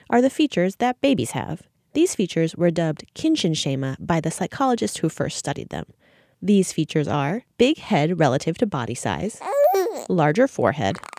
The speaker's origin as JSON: {"language": "English", "town": "Juana Diaz", "country": "Puerto Rico", "said": "we are from Juana Diaz, Puerto Rico."}